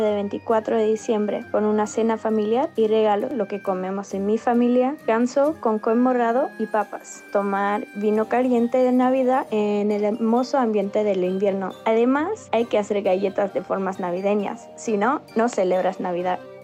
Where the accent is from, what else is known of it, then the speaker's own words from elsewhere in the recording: China; Spanish is a second language; moved away; soy de China